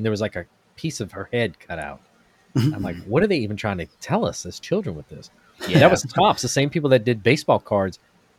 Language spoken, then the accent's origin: English; Florida, United States; And in 1992, Hurricane Andrew came through my hometown, and I had a bunk bed.